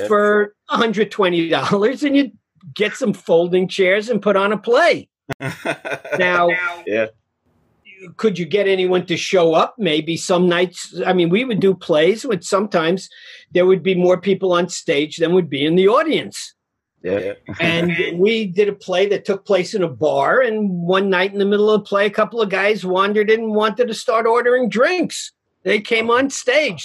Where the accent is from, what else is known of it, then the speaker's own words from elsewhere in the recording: New York City, New York, United States; I'm a guy from Queens, New York